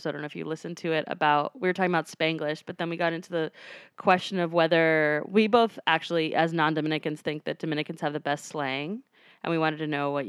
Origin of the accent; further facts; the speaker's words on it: Cuba; I'm Cuban